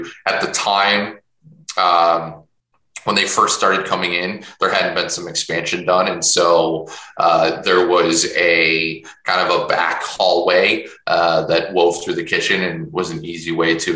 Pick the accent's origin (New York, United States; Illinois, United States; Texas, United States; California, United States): Illinois, United States; Chicago; I'm originally from Chicago